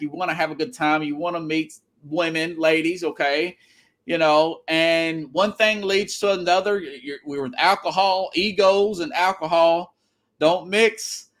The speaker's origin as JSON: {"language": "English", "region": "Tennessee", "country": "United States", "also_born_or_lived": "Florida / Denver", "moved": "yes", "said": "I'm from Tennessee, but actually lived on both coasts before. I've lived in Florida. I've lived in Denver."}